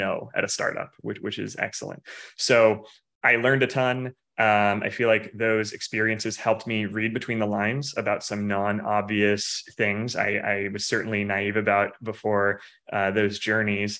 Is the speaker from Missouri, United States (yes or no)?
yes; Missouri, United States; moved away as an adult; also born or lived in Silicon Valley; now in Phoenix, United States; I'm from the Midwest originally, from Missouri.